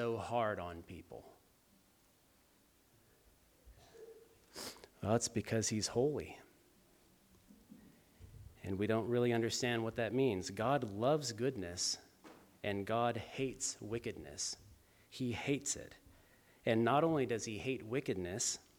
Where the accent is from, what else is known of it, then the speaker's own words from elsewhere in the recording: Los Angeles, California, United States; moved away; I'm from Los Angeles